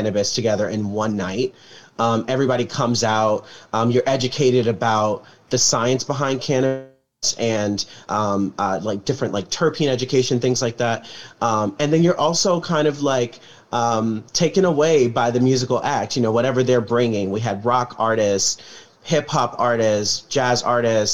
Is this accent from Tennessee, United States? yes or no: no; Chicago, Illinois, United States; Growing up on the South Side of Chicago